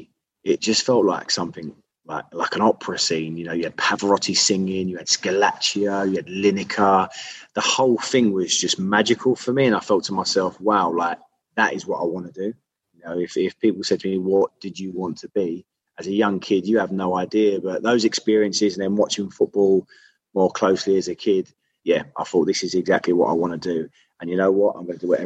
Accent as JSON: {"language": "English", "region": "London", "country": "United Kingdom", "tie": "born or raised there", "said": "I grew up in Whitechapel."}